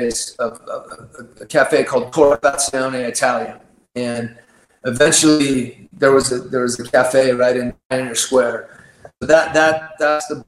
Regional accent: Mercer Island, Washington, United States; moved away; Growing up on Mercer Island, we always had to overcome suburban stigma

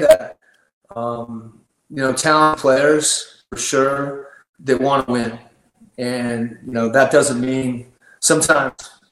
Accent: Mercer Island, Washington, United States; moved away; Growing up on Mercer Island, we always had to overcome suburban stigma

